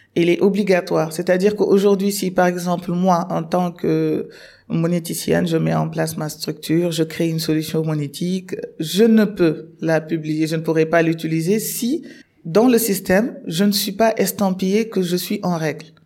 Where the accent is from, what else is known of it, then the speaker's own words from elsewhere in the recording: Senegal; moved away as an adult; also born or lived in Morocco; je suis sénégalaise